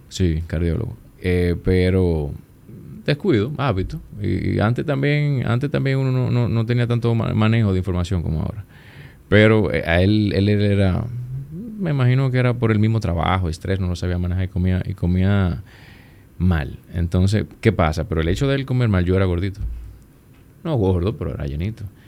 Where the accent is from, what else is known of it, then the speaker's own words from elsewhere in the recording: Puerto Plata, Dominican Republic; moved away as an adult; now in Santo Domingo, Dominican Republic; Yo, yo soy de Puerto Plata. Yo vengo de Puerto Plata, entro a Unive.